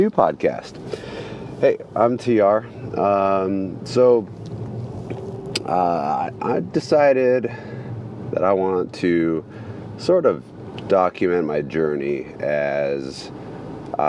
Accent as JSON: {"language": "English", "town": "Sacramento", "region": "California", "country": "United States", "said": "I'm from Sacramento, California"}